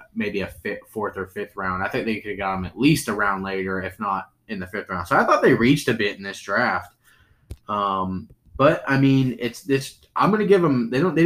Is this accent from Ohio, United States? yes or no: no; Michigan, United States; from Michigan.